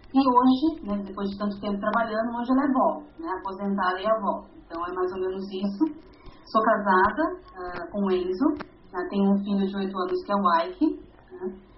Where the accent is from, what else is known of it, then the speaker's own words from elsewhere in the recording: Barueri, São Paulo, Brazil; also born or lived in Osasco, Brazil; now in Santana de Parnaíba, Brazil; eu sou paulista, nasci em Osasco, na cidade de Osasco, uma cidade da Grande São Paulo, né, para quem, tá, quem não conhece. Uh, com mais ou menos sete anos eu fui morar numa outra cidade, que é Barueri, também grande São Paulo, e hoje eu vivo em Santana de Parnaíba